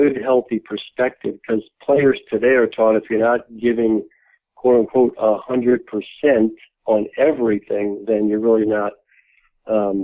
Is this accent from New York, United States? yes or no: yes; New York City, New York, United States; we grew up in New York City